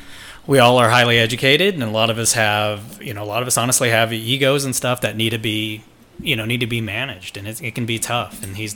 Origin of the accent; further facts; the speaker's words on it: Missouri, United States; moved away; We're both from the Midwest, both from Missouri.